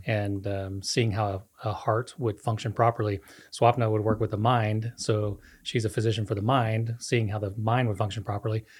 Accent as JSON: {"language": "English", "country": "Costa Rica", "tie": "born or raised there", "moved": "as an adult", "said": "I grew up in Costa Rica, lived there almost thirty, uh, thirty years of my life"}